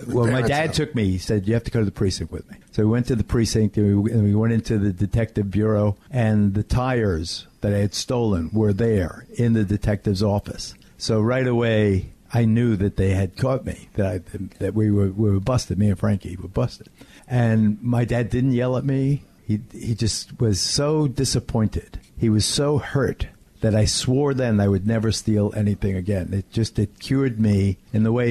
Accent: West Babylon, New York, United States; also born or lived in Williamsburg, Brooklyn; When we moved from Williamsburg to West Babylon, I was not only in West Babylon

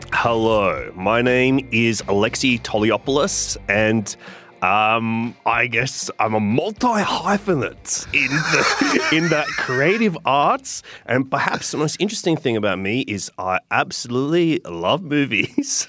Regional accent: Sydney, New South Wales, Australia; I grew up in Inner West Sydney

